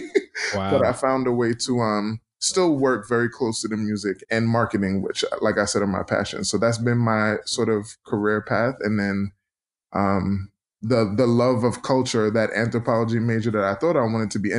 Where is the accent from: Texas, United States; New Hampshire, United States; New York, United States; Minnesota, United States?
New York, United States; New York City; also born or lived in Philadelphia; I grew up in Brooklyn, New York.